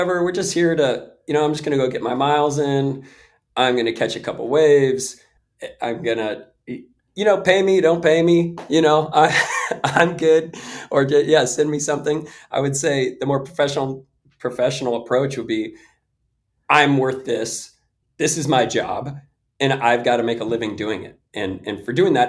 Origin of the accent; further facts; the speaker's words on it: Bay Area, California, United States; I come from the Bay Area